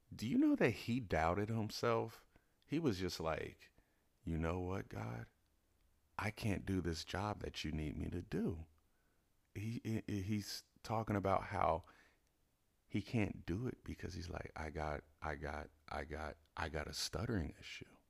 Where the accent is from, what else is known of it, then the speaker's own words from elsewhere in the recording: Cincinnati, Ohio, United States; now in Los Angeles, United States; I'm from Cincinnati